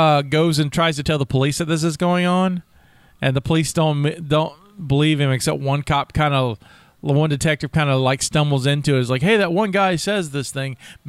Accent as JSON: {"language": "English", "country": "United States", "said": "this is me just being American."}